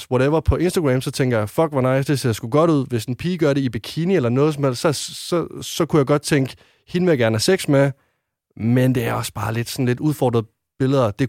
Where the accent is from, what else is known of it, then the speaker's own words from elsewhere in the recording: West Jutland, Denmark; nu kommer jeg fra Vestjylland og er en øh, dreng